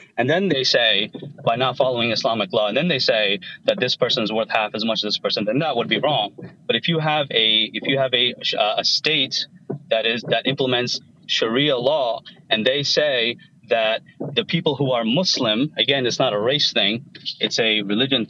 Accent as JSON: {"language": "English", "region": "Pennsylvania", "country": "United States", "tie": "born or raised there", "said": "I grew up in Pennsylvania. My parents are originally from Bangladesh"}